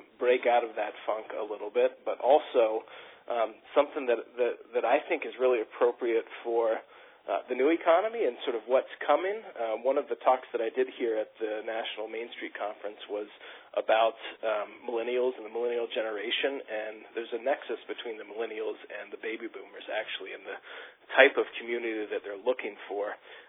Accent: Virginia, United States; now in Maine, United States; I came to Maine from Virginia

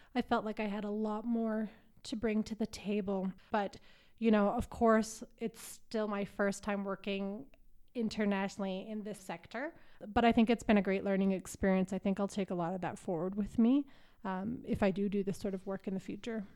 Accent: Calgary, Alberta, Canada; moved away as an adult; now in Nairobi, Kenya; I'm from Calgary

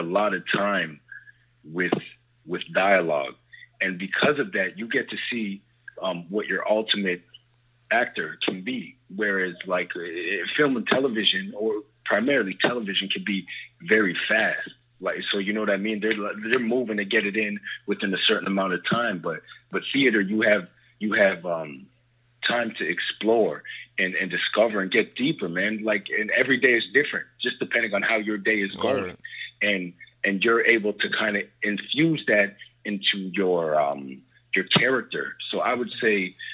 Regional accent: Toronto, Ontario, Canada; also born or lived in New York; I'm actually from Toronto. So I live from Canada

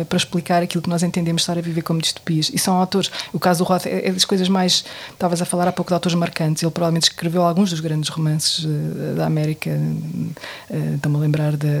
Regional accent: Portugal; eu sou portuguesa

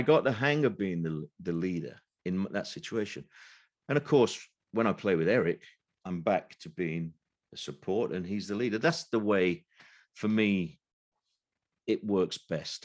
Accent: Sheffield, Yorkshire and the Humber, United Kingdom; now in London, United Kingdom; I've lived in London now most of my life, but m, I'm from Sheffield originally

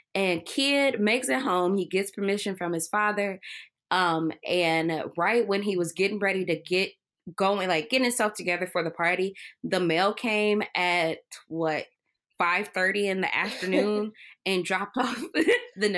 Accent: Cleveland, Ohio, United States; I'm from Cleveland

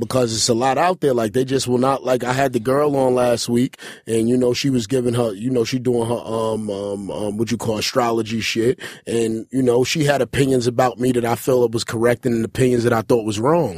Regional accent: New York City, New York, United States; I'm a New Yorker

